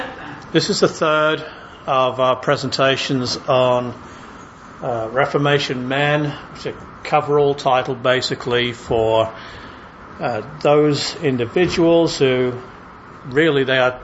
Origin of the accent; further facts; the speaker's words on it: England, United Kingdom; I'm English